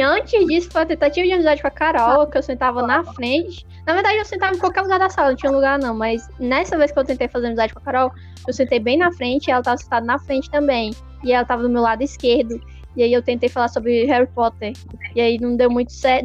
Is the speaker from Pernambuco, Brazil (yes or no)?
no; Ceará, Brazil; a gente é cearense